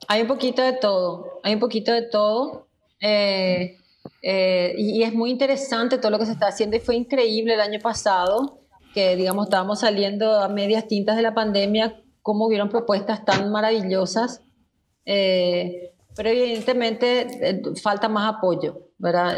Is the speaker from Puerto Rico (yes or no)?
no; Paraguay; somos los paraguayos